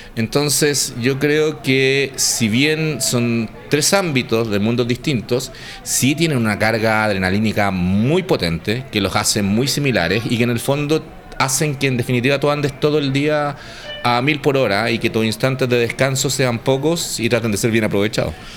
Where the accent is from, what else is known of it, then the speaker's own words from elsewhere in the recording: Santiago, Santiago Metropolitan Region, Chile; yo estudiaba en el Nacional